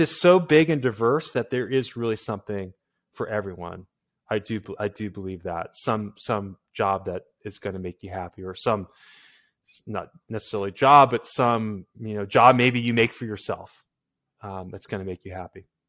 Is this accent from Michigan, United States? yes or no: no; Massachusetts, United States; I'm from Massachusetts